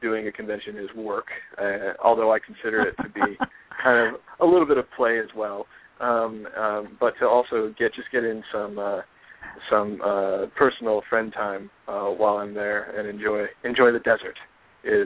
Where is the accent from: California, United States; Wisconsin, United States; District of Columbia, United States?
California, United States; Southern; also born or lived in Bay Area, California; now in Los Angeles, United States; I'm originally from Southern California